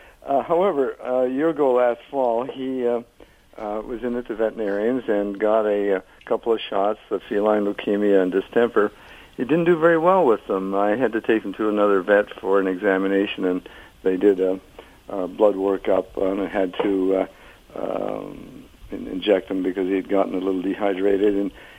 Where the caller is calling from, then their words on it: Sarasota, Florida, United States; Sarasota, Florida.